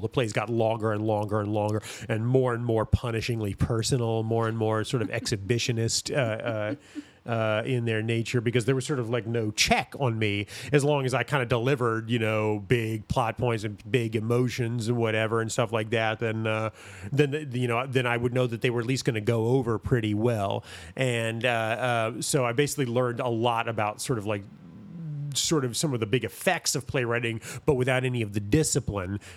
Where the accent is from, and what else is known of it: Greensboro, North Carolina, United States; born or raised there; also born or lived in Milwaukee, Wisconsin